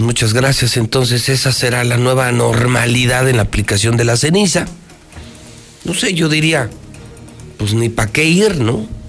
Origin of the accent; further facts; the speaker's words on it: Mexico; soy romano, mexicano, trianero